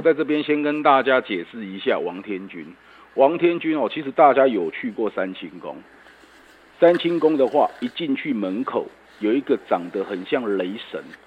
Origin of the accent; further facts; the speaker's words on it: Yilan County, Taiwan; 因为我们宜兰人